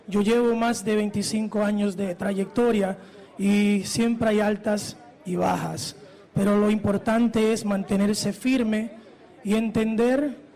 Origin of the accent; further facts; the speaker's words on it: New York City, New York, United States; soy nacido y criado en Nueva York, pero mi corazón se siente dominicano.